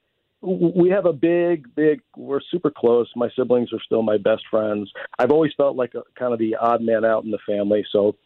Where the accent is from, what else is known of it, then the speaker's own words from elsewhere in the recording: St. Louis, Missouri, United States; I was born on right off of Gravois. On a little street called Vassal.